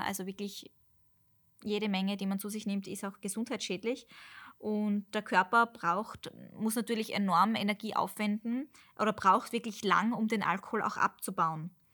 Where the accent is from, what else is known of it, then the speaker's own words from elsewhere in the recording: Austria; bei uns in Österreich